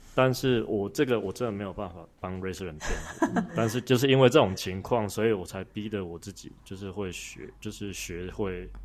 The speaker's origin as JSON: {"language": "Chinese", "region": "Tainan", "country": "Taiwan", "accent": "Tainan accent", "moved": "yes", "said": "我们台南讲腔"}